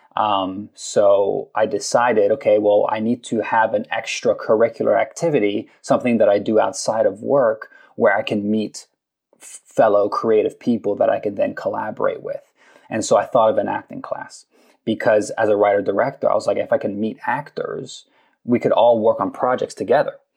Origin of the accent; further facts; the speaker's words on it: London, United Kingdom; moved away as an adult; now in Los Angeles, United States; I grew up in London. I was there for 18 years